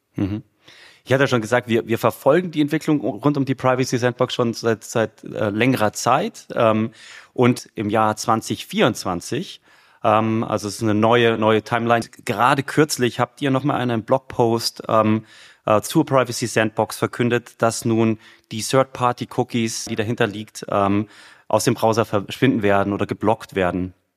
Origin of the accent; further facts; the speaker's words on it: Munich, Bavaria, Germany; ich bin ja ein Münchner, ja. Also in München geboren, wohne immer